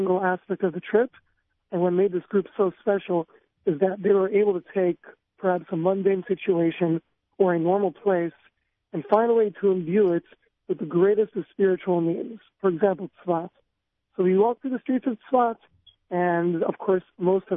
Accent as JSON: {"language": "English", "town": "Monsey", "region": "New York", "country": "United States", "said": "From Muncie, New York"}